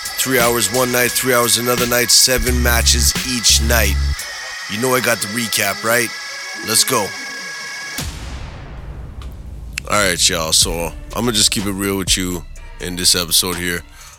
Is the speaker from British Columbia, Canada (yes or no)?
no; Edmonton, Alberta, Canada; Growing up in Edmonton, of course, we had the Calgary Stampede right there.